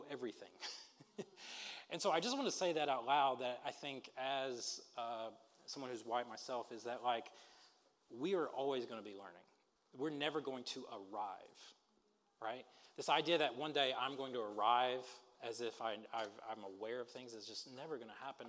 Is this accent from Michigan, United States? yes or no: no; Alabama, United States; I'm from Alabama